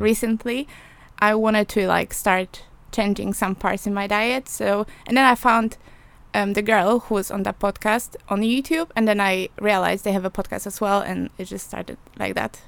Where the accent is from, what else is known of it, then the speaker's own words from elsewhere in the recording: Poland; English is a second language; moved away as an adult; now in England; I'm from Poland